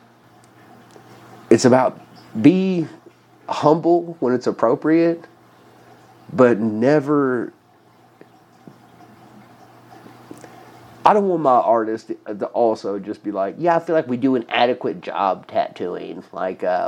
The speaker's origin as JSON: {"language": "English", "town": "Louisville", "region": "Kentucky", "country": "United States", "tie": "born or raised there", "said": "my hometown"}